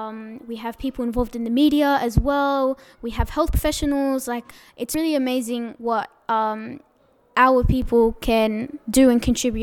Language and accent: English; Eritrea; oh, where are you from? Eritrea, where's that? Is that in the Mediterranean? Like, where is that? Oh, it's in East Africa. And then you have to, like, further explain and be like, oh, it's that country next to Ethiopia.